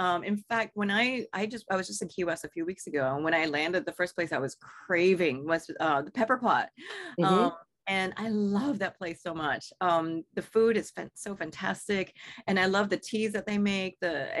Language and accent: English; Singapore; You know, I come from Singapore, a culture of really great food